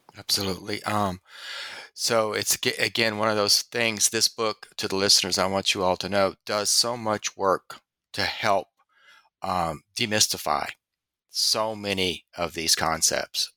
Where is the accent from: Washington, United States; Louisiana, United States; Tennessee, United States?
Louisiana, United States; I'm from Louisiana.